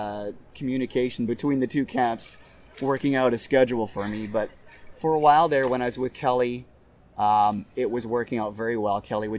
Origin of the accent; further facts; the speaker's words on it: Moose Jaw, Saskatchewan, Canada; now in United States; I'm from Moose Jaw, Saskatchewan.